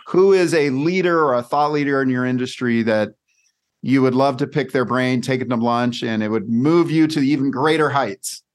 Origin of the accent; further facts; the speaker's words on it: California, United States; now in Scottsdale, United States; I grew up in California